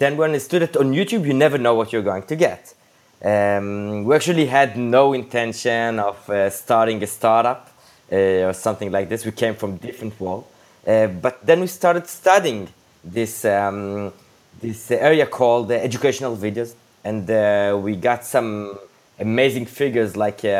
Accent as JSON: {"language": "English", "town": "Jerusalem", "region": "Jerusalem District", "country": "Israel", "tie": "born or raised there", "moved": "as an adult", "lives_now": "Tel Aviv, Israel", "said": "we were born and raised in Jerusalem, and in the last decade and a half, we live in Tel Aviv"}